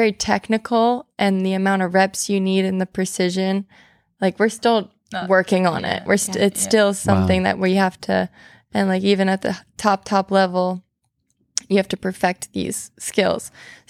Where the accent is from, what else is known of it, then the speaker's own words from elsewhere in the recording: New Jersey, United States; moved away as an adult; also born or lived in New Orleans; we're from New Jersey, and we grew up in a small town, like, right outside New York City